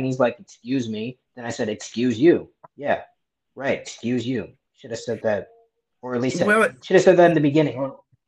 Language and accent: English; New York, United States; I'm from New York